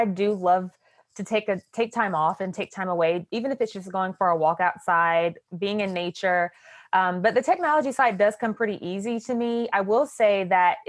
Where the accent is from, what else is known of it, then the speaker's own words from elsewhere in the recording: Winston-Salem, North Carolina, United States; I was about to make my debut in an opera with a company called Piedmont Opera. It's in my hometown